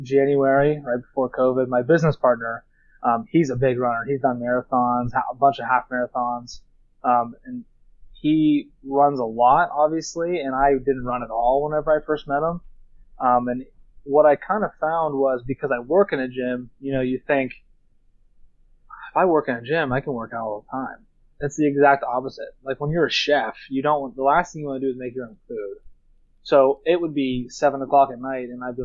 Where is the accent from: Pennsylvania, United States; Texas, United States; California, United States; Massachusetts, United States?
Pennsylvania, United States; Duncansville; I'm from Duncanville, Pennsylvania, central PA, kind of by Altoona